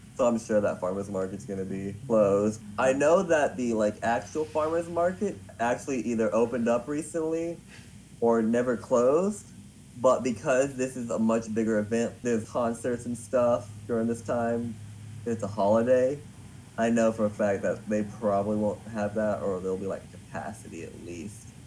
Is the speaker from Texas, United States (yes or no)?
yes; Dallas, Texas, United States; I'm from Dallas, Texas